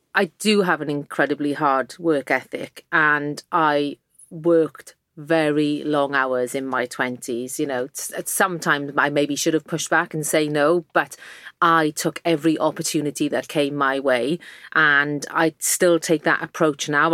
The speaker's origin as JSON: {"language": "English", "region": "South Wales valleys", "country": "United Kingdom", "tie": "born or raised there", "accent": "Welsh", "moved": "yes", "said": "I grew up in the South Wales valleys in a working class mining village"}